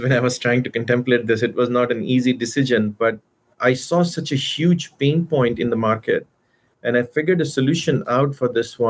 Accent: India; moved away as an adult; also born or lived in Arizona / Austin, Texas; now in California, United States; I grew up in India. I did my bachelor's there

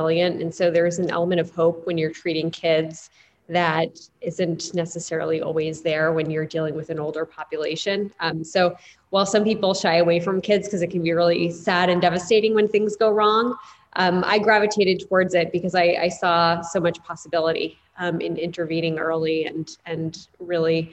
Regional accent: New Jersey, United States; now in New York, United States; I grew up in the Northeast, in New Jersey, right outside of New York City

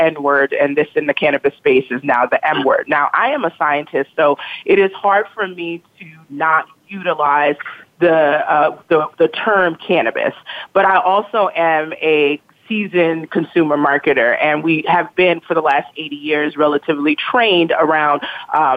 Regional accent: New York City, New York, United States; growing up in East New York, Brooklyn

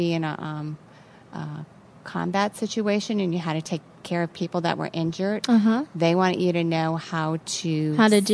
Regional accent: Youngstown, Ohio, United States; also born or lived in Missouri; I grew up in a city called Youngstown, which is in northeast

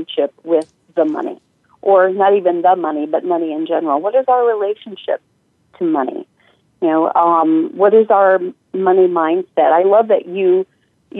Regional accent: northern Italy, Italy; moved away; also born or lived in United States; I was raised in northern Italy. I was born in the States, but did my elementary schooling in northern Italy

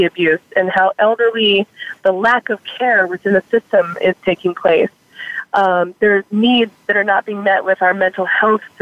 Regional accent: Tucson, Arizona, United States; I've grown up downtown and, gone to public schools here in TUSD.

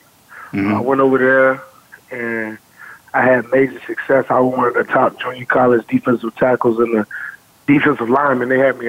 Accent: Chesapeake, Virginia, United States; I'm from Chesapeake, Virginia, 757 area to be exact.

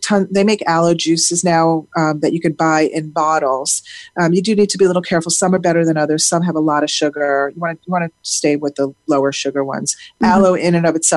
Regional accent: South Florida, United States; I grew up in South Florida

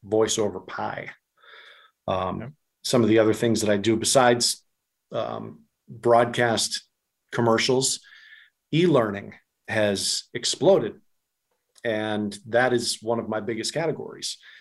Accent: New England, United States; I'm from New England

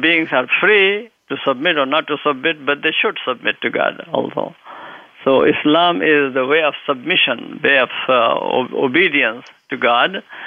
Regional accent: India; moved away as an adult; also born or lived in Lucknow / Medina, Saudi Arabia; now in United States; I grew up in India. I had my early education there.

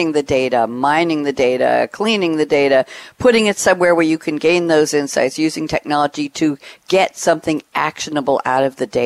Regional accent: New York, United States; I'm a New Yorker

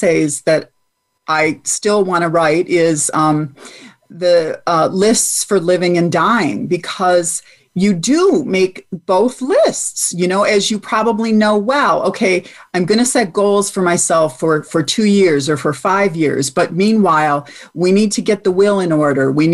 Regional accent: Michigan, United States; moved away as an adult; also born or lived in Virginia; my home state of Michigan

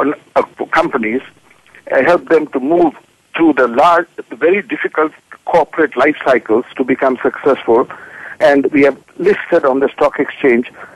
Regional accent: Sri Lanka; moved away as an adult; also born or lived in England / London; now in Singapore; I was born in Sri Lanka.

